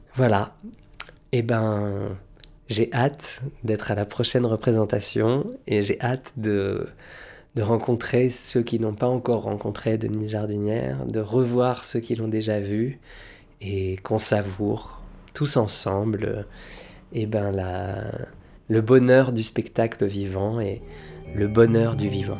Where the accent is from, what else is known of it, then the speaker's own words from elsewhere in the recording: Lille, Hauts-de-France, France; moved away; Lille, bah, c'est chez moi, parce que c'est là d'où je viens, c'est chez les ch'tis, c'est ma patrie, c'est mes terres, c'est mon enfance